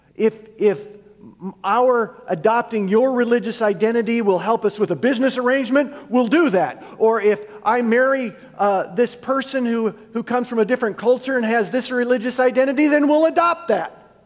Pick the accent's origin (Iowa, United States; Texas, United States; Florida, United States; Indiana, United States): Iowa, United States; we're from Iowa